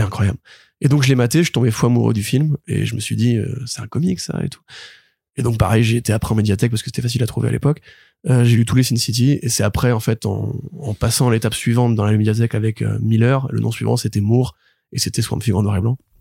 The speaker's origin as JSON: {"language": "French", "town": "Paris", "region": "Île-de-France", "country": "France", "tie": "born or raised there", "also_born_or_lived": "Marseille"}